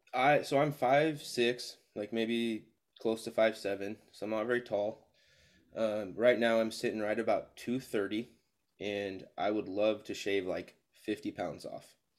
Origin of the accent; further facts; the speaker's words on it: Spokane, Washington, United States; moved away as an adult; also born or lived in Seattle area; now in Albany, United States; I was born and raised in Spokane, uh, moved to Oregon in two thousand fifteen